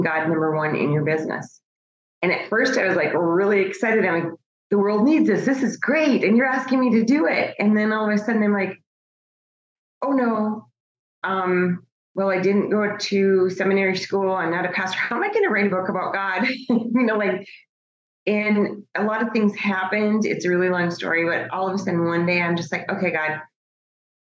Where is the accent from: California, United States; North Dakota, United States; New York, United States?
North Dakota, United States; Bismarck; moved away as an adult; also born or lived in Virginia; now in Phoenix, United States; originally I grew up in Bismarck, North Dakota, and I lived in Virginia in the DC area for most of my adult life.